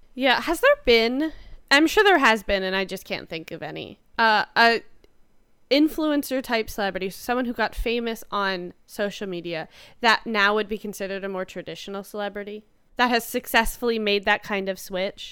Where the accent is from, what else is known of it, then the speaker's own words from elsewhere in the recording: Canada; we're Canadian